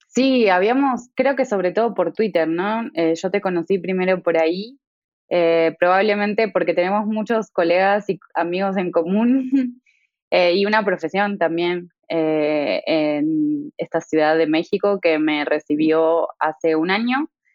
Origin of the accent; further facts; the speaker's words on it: Buenos Aires, Argentina; also born or lived in Tucumán, Argentina; Yo crecí en Buenos Aires la mayor parte de mi carrera, de, de mi infancia en realidad, de mi niñez y adolescencia